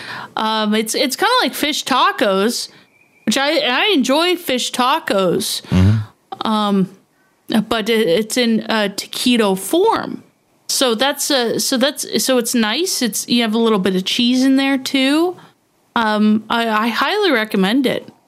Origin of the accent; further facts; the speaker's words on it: Canada; I'm Canadian